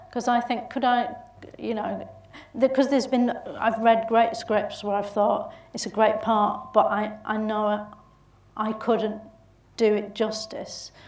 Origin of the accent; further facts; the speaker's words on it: Bolton, North West England, United Kingdom; accent: Bolton; my own Bolton accent